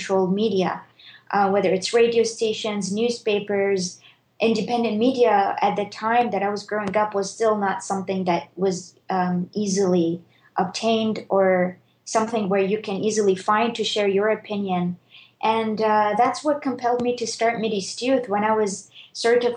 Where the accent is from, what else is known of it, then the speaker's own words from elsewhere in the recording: Bahrain; I grew up in Bahrain